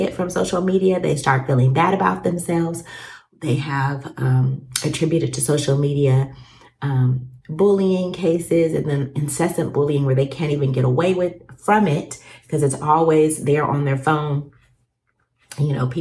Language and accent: English; Alaska, United States; I grew up in Alaska